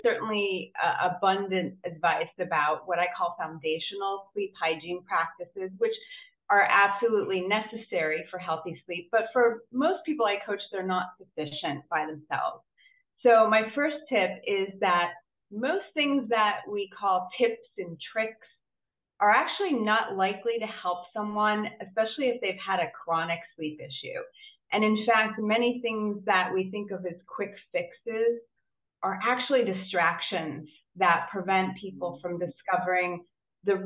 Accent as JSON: {"language": "English", "town": "Boston", "region": "Massachusetts", "country": "United States", "said": "I'm from Boston, Massachusetts in the US"}